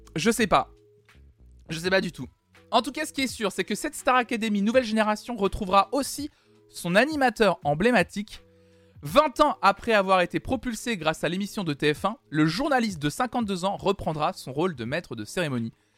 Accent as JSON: {"language": "French", "country": "France", "tie": "born or raised there", "said": "Je suis né en France"}